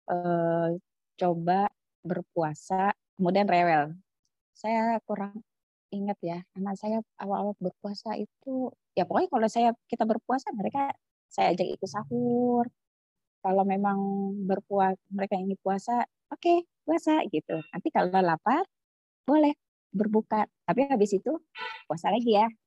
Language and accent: Indonesian; Jakarta, Indonesia; now in Papua, Indonesia; Karena kalau kondisi di Papua itu kan tidak sama seperti asal daerah saya di Jawa gitu di Jakarta.